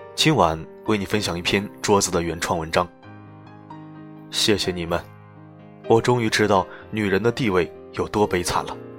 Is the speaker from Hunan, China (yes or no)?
yes; Dongting Lake, Hunan, China; 我在洞庭湖边长大